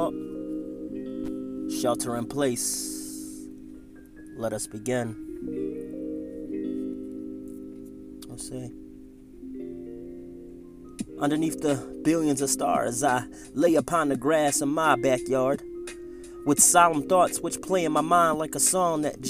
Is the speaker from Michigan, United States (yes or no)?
no; Philadelphia, Pennsylvania, United States; moved away; I grew up in the big city, And I always dreamed that I'd live somewhere other than my hometown of Philadelphia